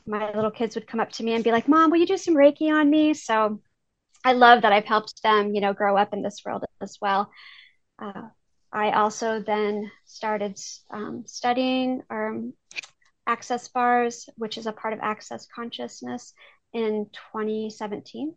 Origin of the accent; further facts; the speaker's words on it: Iowa, United States; I am from Iowa. I have lived here my whole life